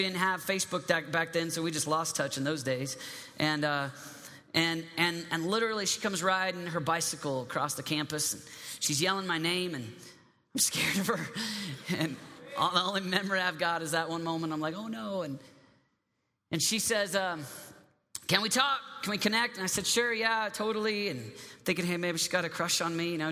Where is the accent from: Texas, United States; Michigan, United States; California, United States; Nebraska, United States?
Michigan, United States; I'm from Michigan